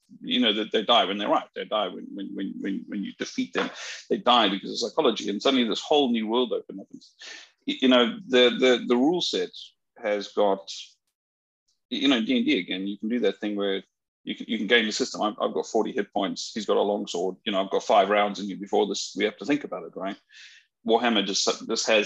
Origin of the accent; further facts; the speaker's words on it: South Africa; now in United Kingdom; I come from South Africa